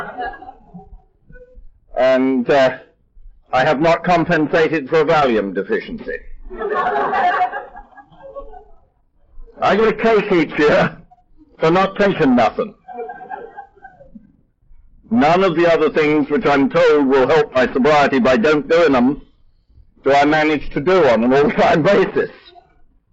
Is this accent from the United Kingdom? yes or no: yes; England, United Kingdom; now in United States; I'm English by birth